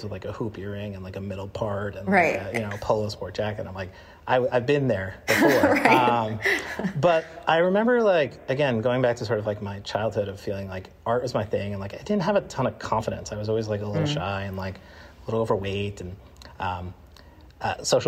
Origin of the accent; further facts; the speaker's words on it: Long Island, New York, United States; I grew up on Long Island in the 90s